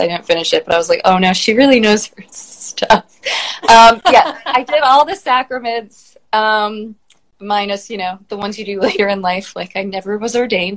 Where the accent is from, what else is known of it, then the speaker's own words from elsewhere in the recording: Des Moines, Iowa, United States; I'm from Des Moines, Iowa. I grew up in the suburbs